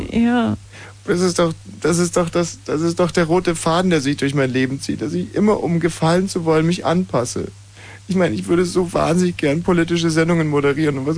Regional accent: Bavaria, Germany; Und ich bin mit Pink äh, am Ammersee, an meiner alten Heimat.

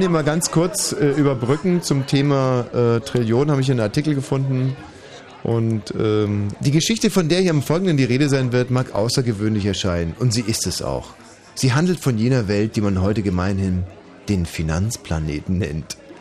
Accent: Germany; ich bin hier in Deutschland aufgewachsen, bin stolz darauf

